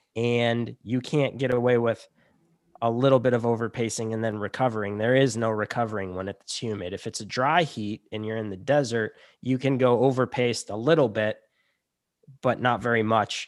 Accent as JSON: {"language": "English", "town": "Chicago", "region": "Illinois", "country": "United States", "also_born_or_lived": "Montana", "moved": "as an adult", "said": "I'm from Chicago"}